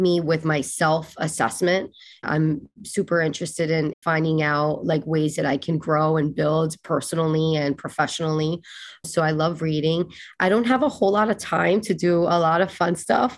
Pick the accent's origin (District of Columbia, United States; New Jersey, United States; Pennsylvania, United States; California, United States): New Jersey, United States; West New York; It was me, my mother, my grandmother, my aunt and my uncle. We shared an apartment in West New York, New Jersey.